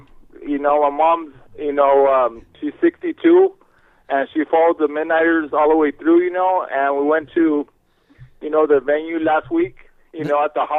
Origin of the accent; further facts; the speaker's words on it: La Habra, California, United States; he's from my hometown of La Habra.